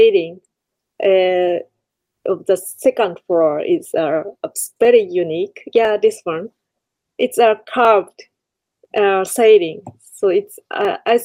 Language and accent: English; Kure, Hiroshima, Japan; Kure, my hometown